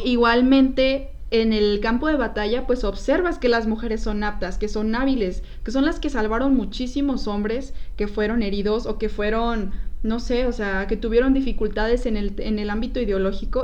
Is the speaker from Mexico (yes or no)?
yes; Mexico; tenemos que conocer como mexicanos